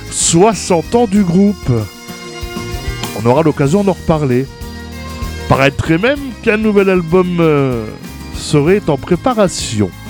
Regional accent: Grand Est, France; Ah oui, parce que vous le savez, je suis du Grand Est. Et euh, bah, cette semaine, j'ai envie de mettre à l'honneur nos amis de chez nous, de par ici.

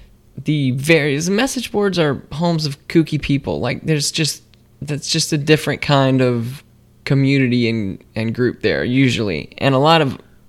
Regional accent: South Carolina, United States; I am a product of South Carolina because I was born in South Carolina.

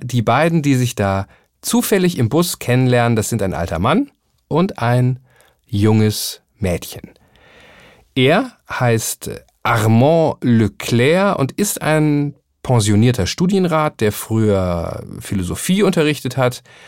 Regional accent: Hamburg, Germany; ein bisschen beschnacken, wie man bei uns in Hamburg sagen würde

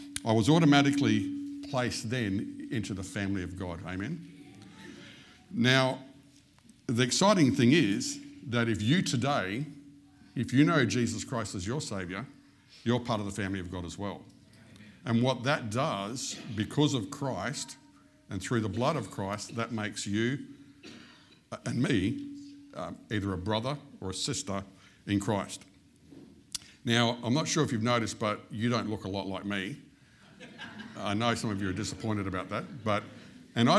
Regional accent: Western Australia, Australia; I was born in Western Australia.

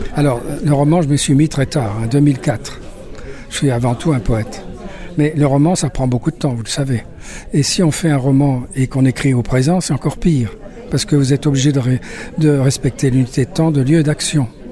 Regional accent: Paris, Île-de-France, France; also born or lived in Lyon; now in Nîmes, France; je suis né à Paris.

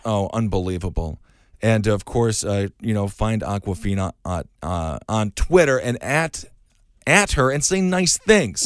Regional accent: Wisconsin, United States; now in New York, United States; growing up in Wisconsin

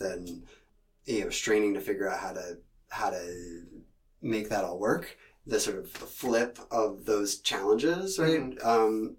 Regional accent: Seattle, Washington, United States; I grew up in Seattle in the 80s

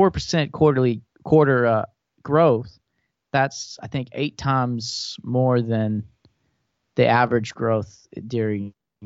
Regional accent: Thailand; I grew up in Thailand, and a huge phrase there that's just ingrained in the culture is laksa

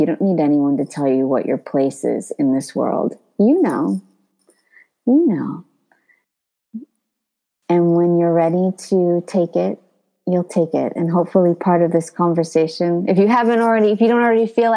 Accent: California, United States; now in Paris, France; I grew up speaking Spanish in California

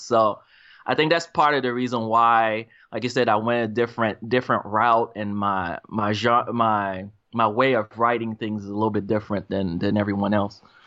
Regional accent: Charlotte, North Carolina, United States; now in Raleigh, United States; I was, grew up in Charlotte

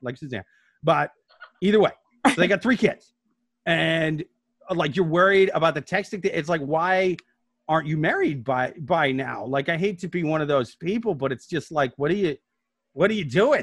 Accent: Midwest, United States; I'm from the Midwest

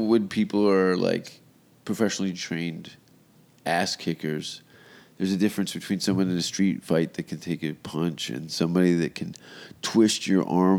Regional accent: Canada; accent: Canadian; I am Canadian, mm-hmm. So you hear the oots and the boots.

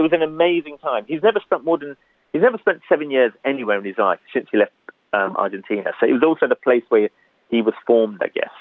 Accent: London, United Kingdom; I grew up in Hackney

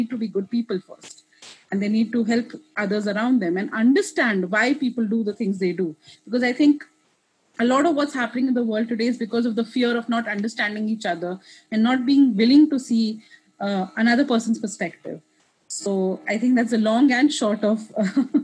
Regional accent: Kuwait; first language English; also born or lived in India; now in Richmond, United States; I'm Indian. I was raised in Kuwait

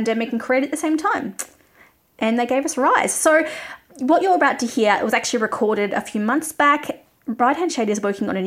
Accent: Australia; as an Australian

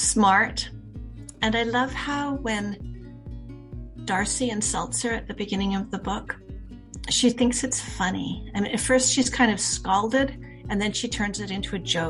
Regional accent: Horseshoe Bay, British Columbia, Canada; I grew up in Horseshoe Bay

